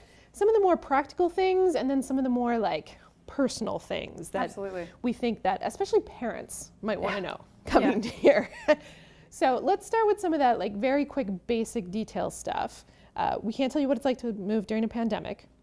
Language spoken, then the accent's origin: English; Cape Breton, Nova Scotia, Canada; also born or lived in Calgary / Halifax / Toronto; now in New Brunswick, Canada; I grew up in Cape Breton in Nova Scotia, but I've lived in Calgary, I've lived in Halifax, and I was living in Toronto before making the move to New Brunswick